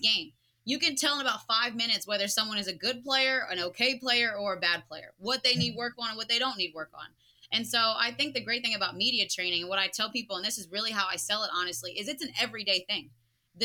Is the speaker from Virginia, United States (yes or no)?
no; New Jersey, United States; I come from South Jersey